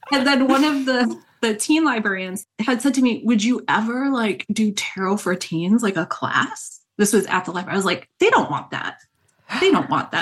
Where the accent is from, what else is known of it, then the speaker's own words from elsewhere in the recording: Rhode Island, United States; moved away; also born or lived in New York; growing up in New England, I grew up in Rhode Island